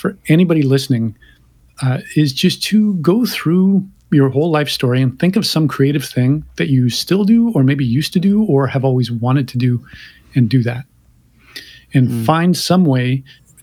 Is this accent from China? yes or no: no; Canada; I'm Canadian